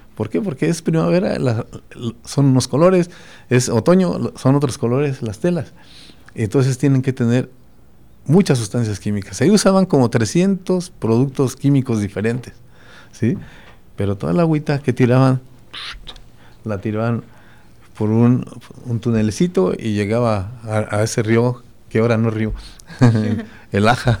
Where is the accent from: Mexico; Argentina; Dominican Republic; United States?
Mexico; Tarandacuao, Guanajuato; En mi pueblo, yo soy de Tarandacuao, que es Purépecha prácticamente, porque estamos separados